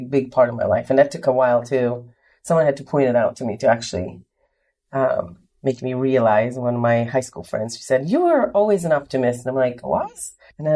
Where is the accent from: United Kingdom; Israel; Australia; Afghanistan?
Israel; moved away as an adult; now in Richmond, United States; I was born and raised in Israel, moved to the U.S. in September of 99